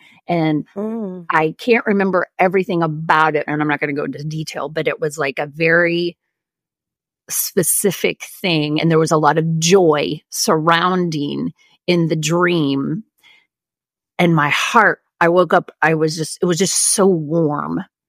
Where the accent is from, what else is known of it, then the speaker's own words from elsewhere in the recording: Oklahoma, United States; I had CDs of all of these Broadway show tunes of like the Oklahoma, because, you know, I was from Oklahoma, and my kids knew all the words.